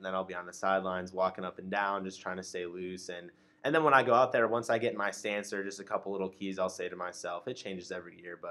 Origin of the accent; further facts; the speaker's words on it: Huntley, Illinois, United States; I'm from Huntley, Illinois